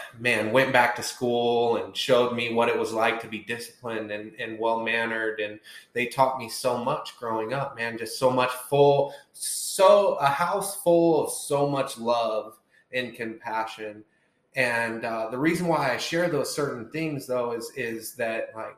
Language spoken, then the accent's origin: English; Centerville, Indiana, United States; I was born and raised in, like we were talking about, Centerville, Indiana